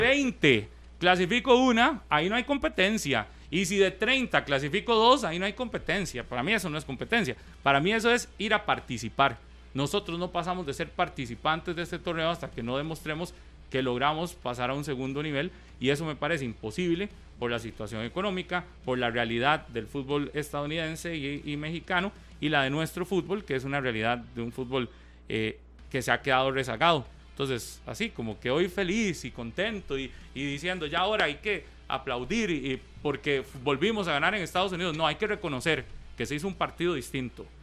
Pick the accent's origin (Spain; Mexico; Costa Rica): Costa Rica; ni como costarricense